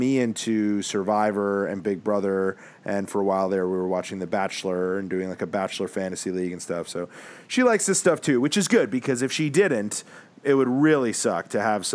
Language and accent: English; Stamford, Connecticut, United States; also born or lived in Manhattan, New York; I grew up in Stamford, Connecticut, about 45 minutes outside of Manhattan. And I was born in Manhattan.